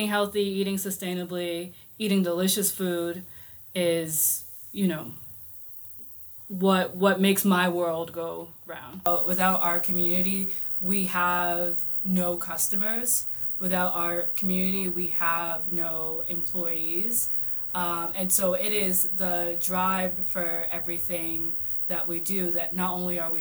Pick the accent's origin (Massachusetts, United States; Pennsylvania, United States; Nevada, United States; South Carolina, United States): Massachusetts, United States; Boston; Roxbury, Dorchester, Mattapan. Moved around Boston my entire life.